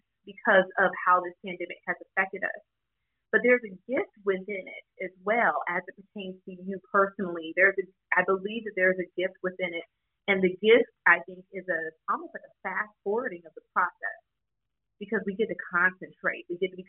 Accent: the South, United States; I was raised in the South

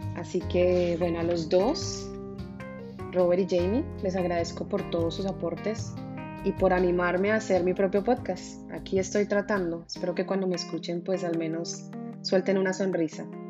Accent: Bogotá, Colombia; moved away as an adult; now in Miami, United States; Nací en Bogotá, Colombia, aunque desde hace 14 años vivo en Miami, Florida

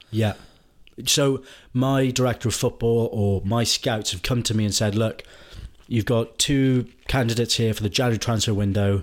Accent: Wales, United Kingdom; I'm Welsh.

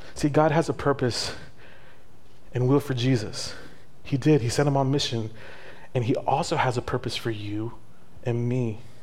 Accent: El Paso, Texas, United States; moved away; I'm from El Paso

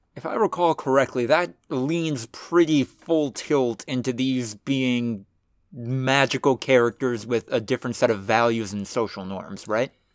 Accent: United States; as an American

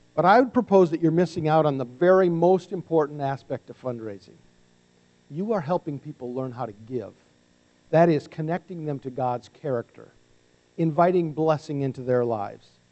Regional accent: North Dakota, United States; we're both from North Dakota

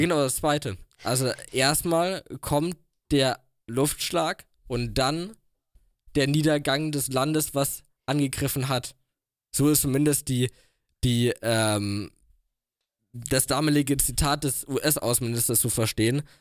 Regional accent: Germany; wir können als Deutsche

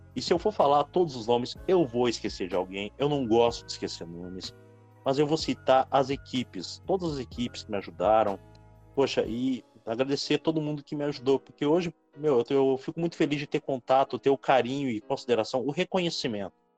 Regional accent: Rio Grande do Sul, Brazil; now in Sapucaia do Sul, Brazil; Mesmo eu sendo gaúcho, eu considero Curitiba meu segundo lar

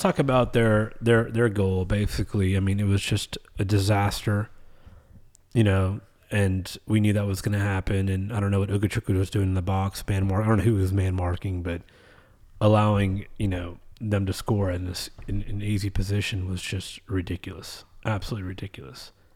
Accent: the American South, United States; But in the South, we call it dressing.

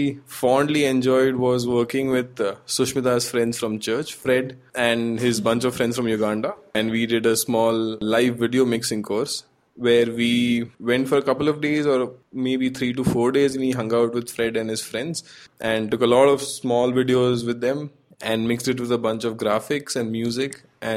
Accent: Gujarat, India; I'm from Gujarat

